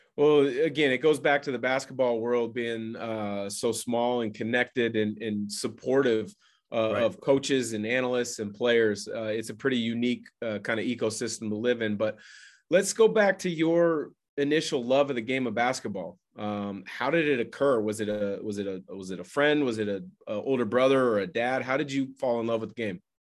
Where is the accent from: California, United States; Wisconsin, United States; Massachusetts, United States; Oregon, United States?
Oregon, United States; Portland; I grew up in the Portland area